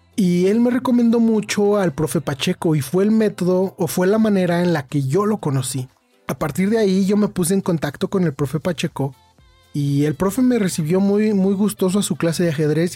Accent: Mexico; also born or lived in Irapuato, Guanajuato; yo soy de México

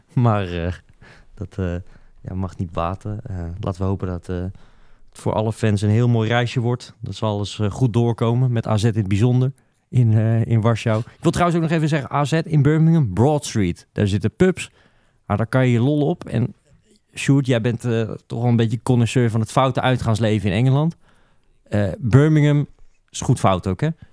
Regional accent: Netherlands

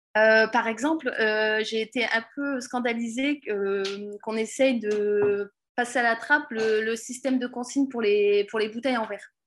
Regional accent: Pas-de-Calais, Hauts-de-France, France; je suis du Pas-de-Calais

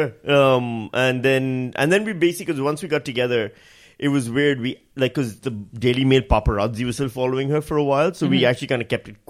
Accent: Pakistan; moved away; I'm Pakistani.

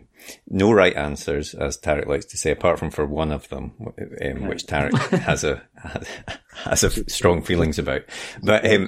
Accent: Scotland, United Kingdom; We're Scottish

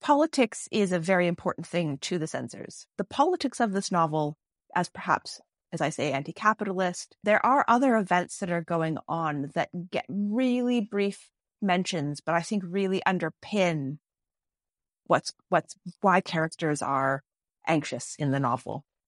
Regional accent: Canada; also in Canada. Not as much Canadian children's fiction or Y A fiction either growing up

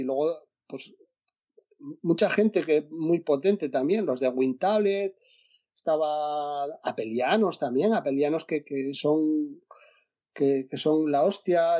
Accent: Asturias, Spain; yo soy de Asturias

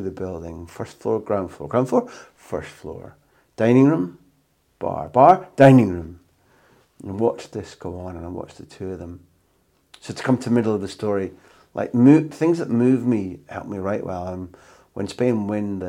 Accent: United Kingdom; moved away; as a Brit abroad

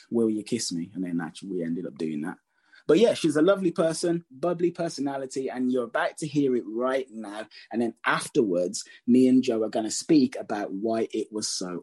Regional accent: Birmingham, West Midlands, United Kingdom; I'm from Birmingham.

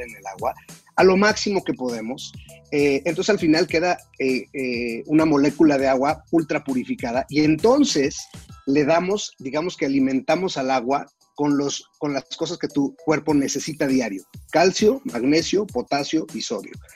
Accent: Mexico; en mi país

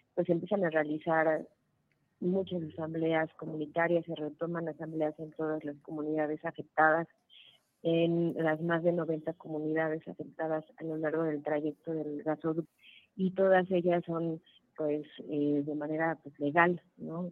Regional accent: Puebla, Mexico; somos integrantes del Frente de Pueblos en Defensa de la Tierra y el Agua, de Morelos, Puebla y Tlaxcala, en mi caso de Puebla

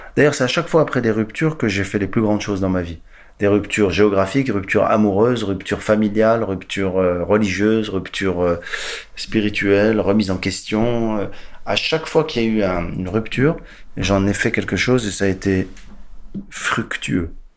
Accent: Casablanca, Casablanca-Settat, Morocco; also born or lived in Quebec / United States; now in France; je suis né à Casablanca, au Maroc, un jour d'avril 71

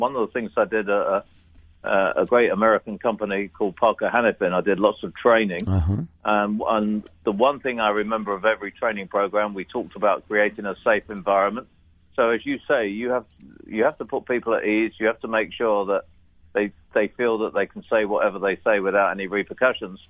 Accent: United Kingdom; as a Brit, I'm naturally self-deprecating.

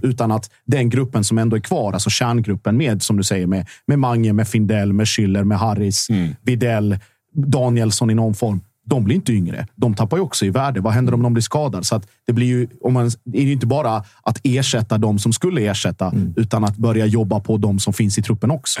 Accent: Sweden; jag är född i Sverige

